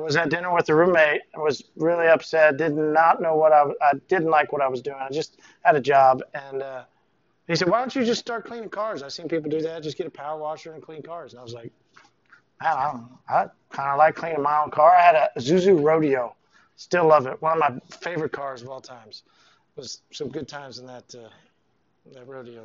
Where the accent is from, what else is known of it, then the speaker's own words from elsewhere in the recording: Tulsa, Oklahoma, United States; I was working um, here in Tulsa. I'm from Tulsa.